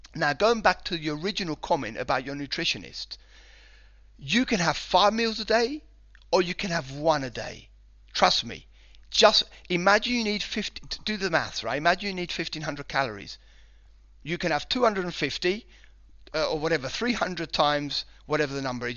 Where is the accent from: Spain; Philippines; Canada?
Spain; moved away as an adult; also born or lived in United Kingdom; I was born in Spain and, uh, lived here for sort of nineteen years before I went over to the U K